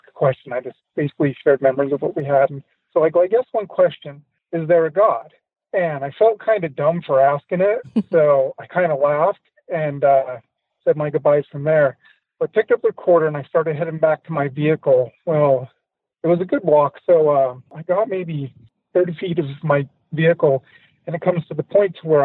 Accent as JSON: {"language": "English", "town": "West Jordan", "region": "Utah", "country": "United States", "said": "I'm originally here from Salt Lake City, West Jordan, to be specific, in there in Utah."}